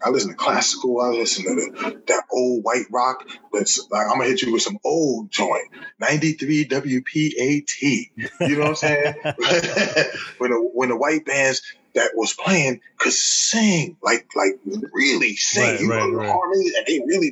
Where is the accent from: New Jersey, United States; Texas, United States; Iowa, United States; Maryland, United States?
New Jersey, United States; Newark; I'm from Newark, New Jersey